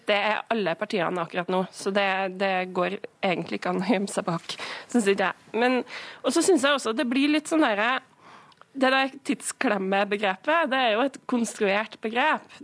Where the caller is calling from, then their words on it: Namsos, Trøndelag, Norway; Nå er jeg direkte inne fra Nord-Trøndelag, og her er det veldig få som snakker om tidsklemme.